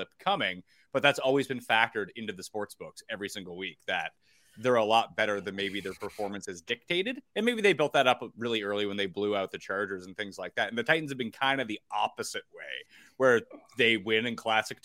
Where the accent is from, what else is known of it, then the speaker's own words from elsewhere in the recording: Halifax, Nova Scotia, Canada; my hometown Halifax